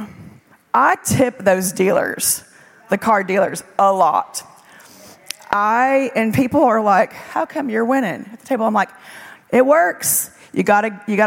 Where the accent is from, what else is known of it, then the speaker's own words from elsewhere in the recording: South Louisiana, United States; moved away; also born or lived in Israel; I grew up in South Louisiana